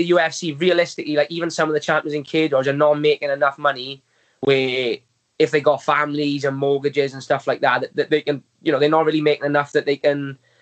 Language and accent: English; Wales, United Kingdom; I'm Welsh and that we get behind my own.